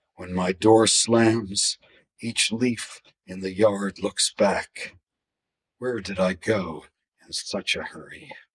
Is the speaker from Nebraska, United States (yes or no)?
no; Atlantic City, New Jersey, United States; they remembered I was from Atlantic City